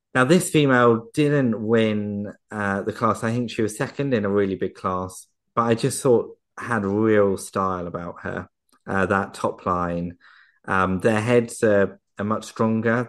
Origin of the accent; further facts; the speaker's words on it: Surrey, South East England, United Kingdom; I'm from, I'm from Surrey in England